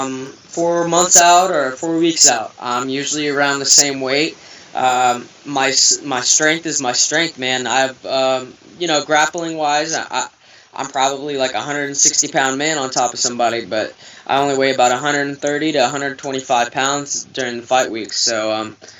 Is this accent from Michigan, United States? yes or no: yes; Michigan, United States; my home state